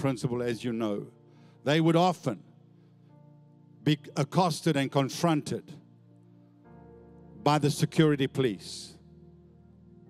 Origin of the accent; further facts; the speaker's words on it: Johannesburg, Gauteng, South Africa; now in Australia; where I grew up in Johannesburg as a young boy